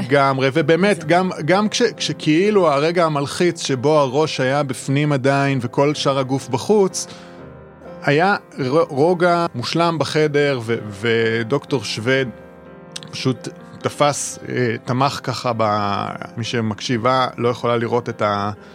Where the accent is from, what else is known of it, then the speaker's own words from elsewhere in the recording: Israel; גדלתי במושב